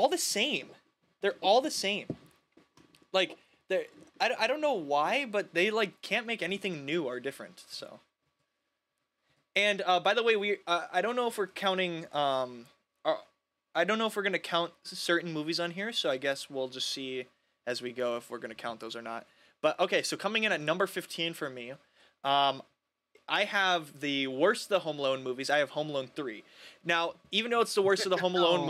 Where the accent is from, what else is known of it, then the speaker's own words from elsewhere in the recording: Minnesota, United States; We have Snoopy Land at Valley Fair in Minnesota